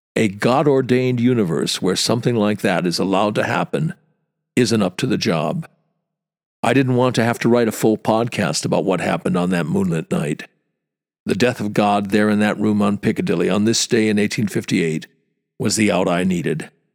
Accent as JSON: {"language": "English", "region": "small town Wisconsin", "country": "United States", "tie": "born or raised there", "moved": "as an adult", "lives_now": "London, United Kingdom", "said": "I grew up in Nowheresville, small town Wisconsin. Came to London fifty years ago"}